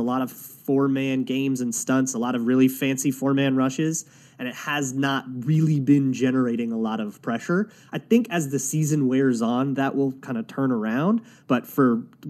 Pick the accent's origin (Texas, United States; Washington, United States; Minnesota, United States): Minnesota, United States; now in Los Angeles, United States; I grew up in Minnesota